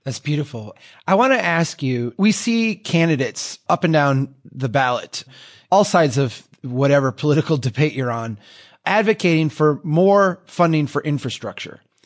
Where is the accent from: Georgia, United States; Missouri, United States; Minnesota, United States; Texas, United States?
Minnesota, United States; here in my home state of Minnesota